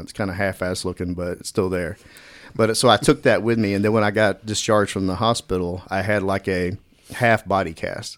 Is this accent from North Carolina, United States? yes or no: no; Dallas, Texas, United States; also born or lived in Quinlan, Texas; growing up in Dallas